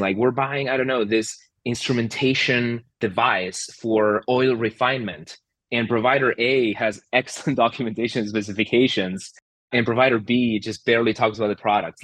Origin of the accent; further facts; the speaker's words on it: Argentina; moved away; So I'm originally from Argentina